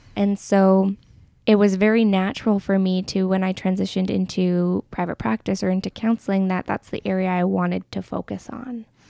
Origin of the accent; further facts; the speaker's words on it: Medicine Hat, Alberta, Canada; also born or lived in Crowsnest Pass; I have mostly been raised in Medicine Hat